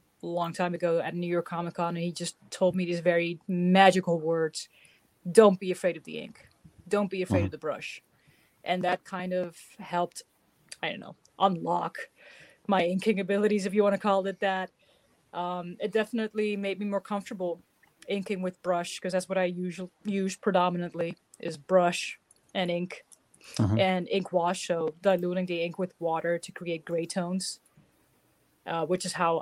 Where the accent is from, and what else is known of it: Netherlands; moved away as an adult; now in New Jersey, United States